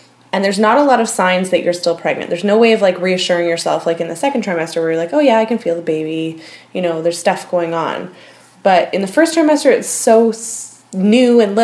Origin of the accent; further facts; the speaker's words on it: Port Coquitlam, British Columbia, Canada; I grew up in Port Coquitlam